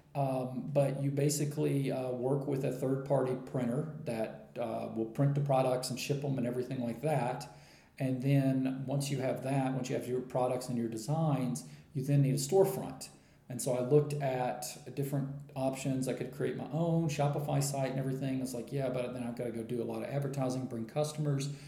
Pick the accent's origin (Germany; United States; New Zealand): United States; moved away as an adult; I'm from America, uh, but I have been traveling for uh, full time for about four years now